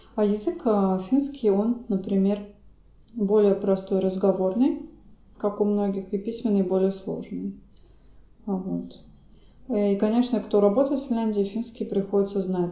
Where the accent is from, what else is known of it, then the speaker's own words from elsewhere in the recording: Saint Petersburg, Russia; я просто из Санкт-Петербурга, и там учили финский